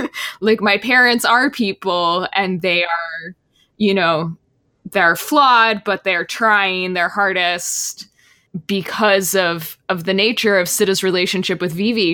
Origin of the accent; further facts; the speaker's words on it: Texas, United States; I grew up in Texas